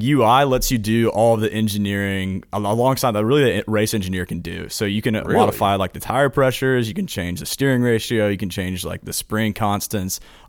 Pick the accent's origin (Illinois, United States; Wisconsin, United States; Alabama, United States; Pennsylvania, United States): Alabama, United States; Hoover; I'm from Birmingham, Alabama.